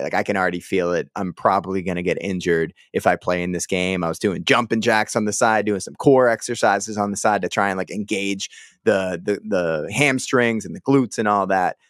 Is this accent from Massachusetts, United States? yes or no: yes; Boston, Massachusetts, United States; I'm from St. Anne's Parish. Everything in Dorchester is like broken up by parishes